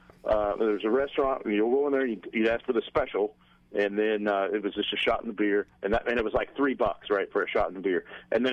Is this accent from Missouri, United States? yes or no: yes; Kansas City, Missouri, United States; born or raised there; now in Florida, United States